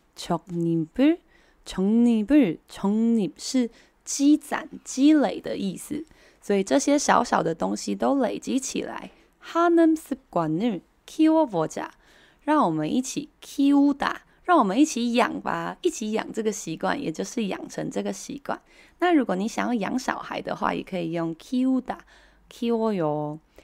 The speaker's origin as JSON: {"language": "Chinese", "country": "Taiwan", "said": "我们台湾人比较习惯的讲法是 A P P"}